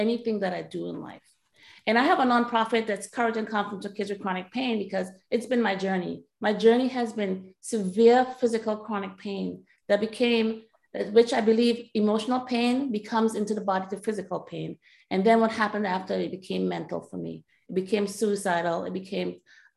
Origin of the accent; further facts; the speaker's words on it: Trinidad & Tobago; moved away; I grew up in Trinidad and Tobago